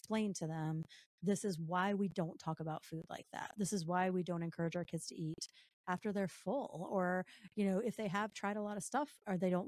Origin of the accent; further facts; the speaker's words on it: the South, United States; I'm from the South.